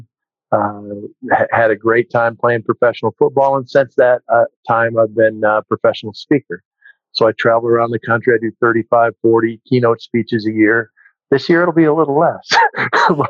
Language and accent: English; Minnesota, United States; moved away as an adult; I grew up in Minnesota